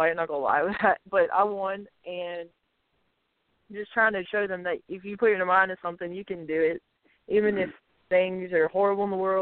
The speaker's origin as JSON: {"language": "English", "area": "the Southeast", "region": "South Carolina", "country": "United States", "said": "We're both from the Southeast"}